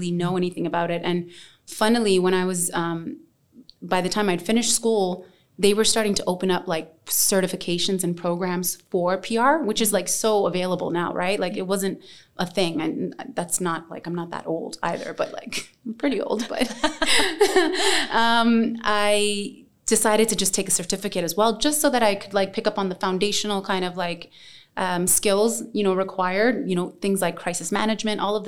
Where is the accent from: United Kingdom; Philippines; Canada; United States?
Canada; Toronto, Ontario; moved away as an adult; now in Dubai, United Arab Emirates; I am ethnically Yemeni and Somali. I was raised in Toronto, Ontario, and I moved to Dubai 6 years ago